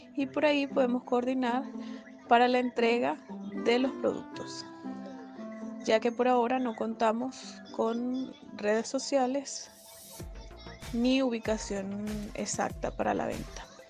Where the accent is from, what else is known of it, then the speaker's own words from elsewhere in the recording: Venezuela; now in Chile; nosotros somos de origen venezolano